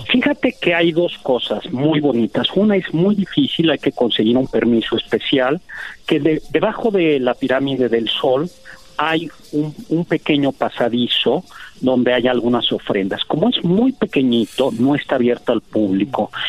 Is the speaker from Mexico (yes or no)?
yes; Mexico; Pero los que hemos escrito los últimos capítulos de opresión somos los mexicanos los últimos 200 años.